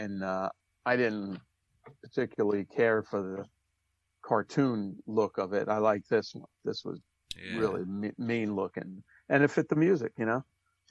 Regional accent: Brooklyn, New York, United States; I'm from Brooklyn, New York.

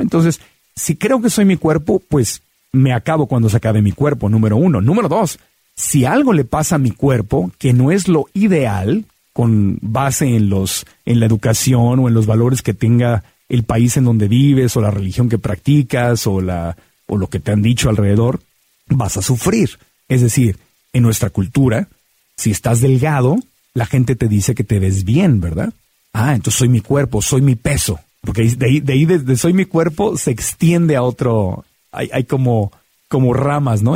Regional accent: Mexico City, Mexico; me llevaban de niño a la ópera en Bellas Artes en la Ciudad de México

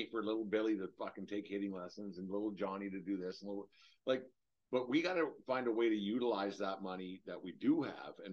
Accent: Fort Macleod, Alberta, Canada; I'm going to Fort fucking McLeod, my hometown

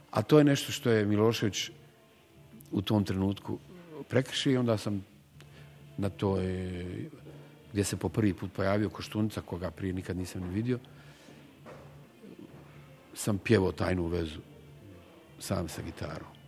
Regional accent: Sarajevo, Federation of Bosnia and Herzegovina, Bosnia & Herzegovina; ja sam u, u njoj učestvovao kao Sarajlija, kao, kao neko koji je iz BiH

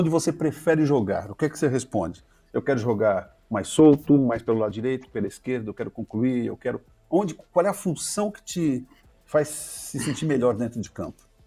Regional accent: São Paulo, Brazil; bairro que eu nasci aqui em São Paulo, é um Bom Retiro

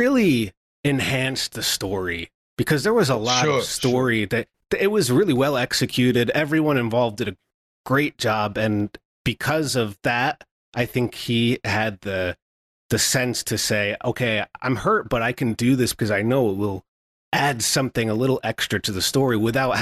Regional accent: Albany, New York, United States; in my hometown, and it was in Albany, New York

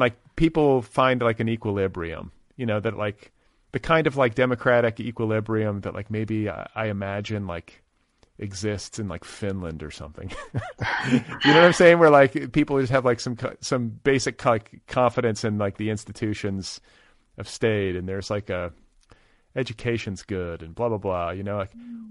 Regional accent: Midwest, United States; moved away; also born or lived in Boulder, Colorado; I grew up in the Midwest

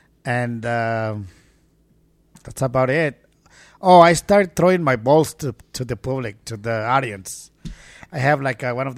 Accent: Tangancícuaro, Michoacán, Mexico; moved away; my hometown, Mexico.

